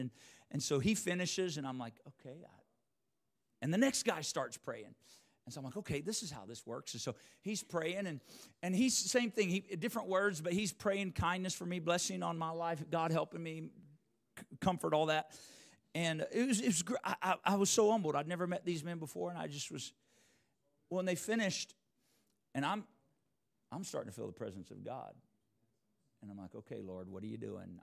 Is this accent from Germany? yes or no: no; United States; I'm from Washington